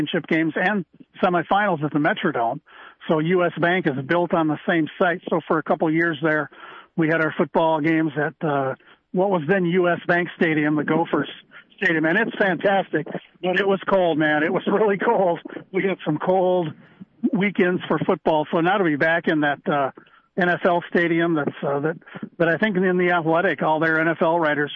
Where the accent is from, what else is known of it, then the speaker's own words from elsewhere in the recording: Iowa, United States; moved away as an adult; also born or lived in Phoenix / Minneapolis; now in Minnesota, United States; worked at three newspapers in my home state of Iowa